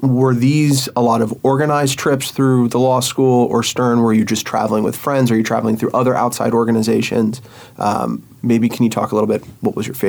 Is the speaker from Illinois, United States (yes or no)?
no; Virginia, United States; moved away as an adult; now in New York, United States; when I moved to New York, I guess what it was 6 years ago, coming from Virginia, I'm originally from Virginia, where seeing a Coke can in the street is unheard of, especially in the suburbs of Richmond.